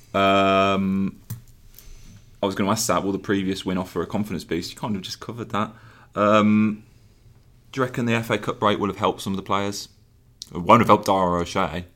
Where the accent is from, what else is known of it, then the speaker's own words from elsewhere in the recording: Birmingham, West Midlands, United Kingdom; accent: Brummie; That's my Brumley accent coming out